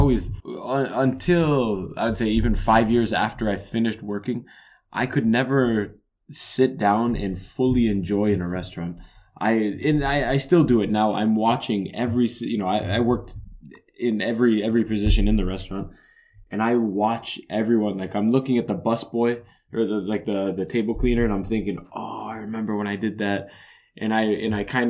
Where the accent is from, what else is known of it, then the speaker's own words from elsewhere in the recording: Niagara Falls, Ontario, Canada; moved away as an adult; growing up in the Falls